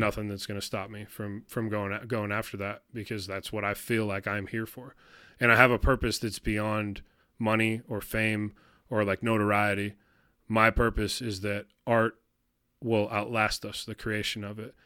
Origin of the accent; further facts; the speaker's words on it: Detroit, Michigan, United States; moved away; I grew up in Detroit